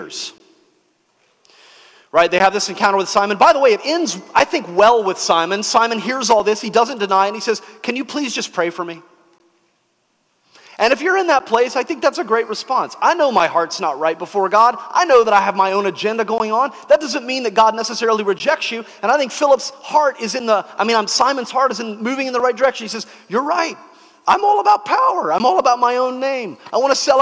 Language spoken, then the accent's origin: English; the South, United States; when I was growing up in the South